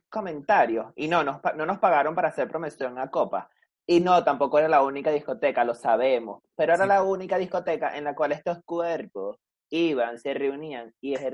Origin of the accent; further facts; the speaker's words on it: Caracas, Capital District, Venezuela; now in Bogotá, Colombia; Pero nosotros que venimos de Caracas, que íbamos a una discotequita de cuatro paredes y un techito